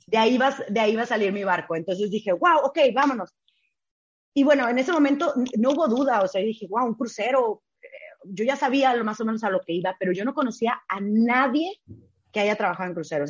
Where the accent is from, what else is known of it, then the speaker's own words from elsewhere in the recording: Tijuana, Baja California, Mexico; moved away; also born or lived in Ciudad Juárez, Chihuahua / Hong Kong; yo soy de Tijuana. Yo nací, crecí en Tijuana, 100% tijuanense